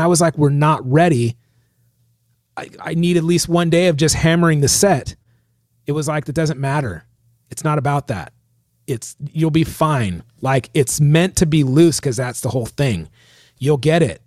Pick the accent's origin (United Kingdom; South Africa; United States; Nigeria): United States; San Diego, California; I'm from San Diego